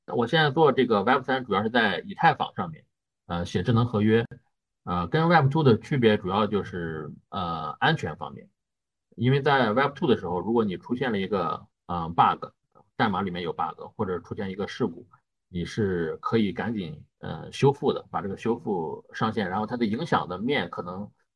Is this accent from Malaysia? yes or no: no; northern China, China; moved away as an adult; now in New Zealand; 我们作为北方人嘛